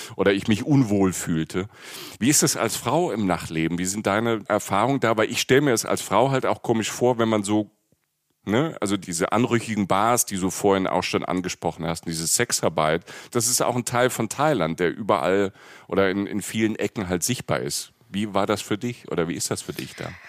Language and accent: German; Germany; als Deutscher